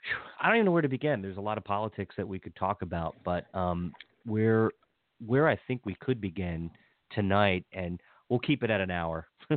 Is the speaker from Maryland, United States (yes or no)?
yes; Maryland, United States; even though I'm a lifelong Marylander